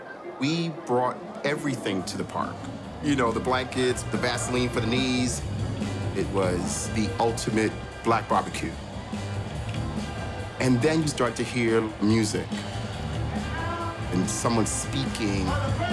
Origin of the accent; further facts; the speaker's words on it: New York City, New York, United States; Growing up in Harlem